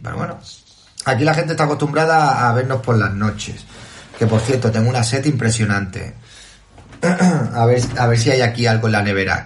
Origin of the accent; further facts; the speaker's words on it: Toledo, Castilla-La Mancha, Spain; Ya por mi tierra, sí, estamos aquí en Toledo